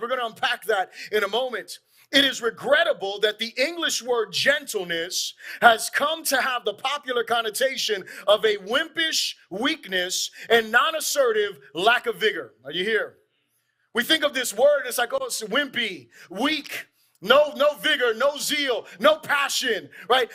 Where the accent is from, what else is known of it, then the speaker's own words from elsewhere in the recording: Florida, United States; We're obviously from Florida